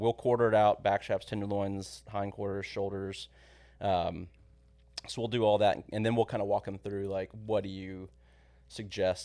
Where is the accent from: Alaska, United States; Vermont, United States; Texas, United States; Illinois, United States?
Texas, United States; San Antonio; moved away as an adult; also born or lived in College Station; I grew up in San Antonio, but grew up going to the ranch every weekend pretty much